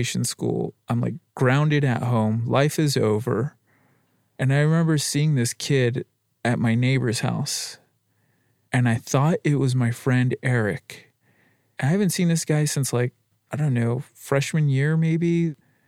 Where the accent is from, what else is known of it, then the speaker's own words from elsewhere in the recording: La Puente, California, United States; I grew up in La Puente, California, off of Zenith and Gemini